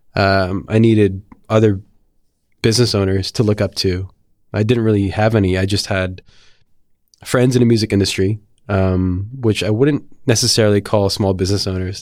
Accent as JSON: {"language": "English", "town": "Mount Olive", "region": "New Jersey", "country": "United States", "tie": "born or raised there", "also_born_or_lived": "Philadelphia", "moved": "as an adult", "said": "I went to high school in a town called Mount Olive in northern New Jersey"}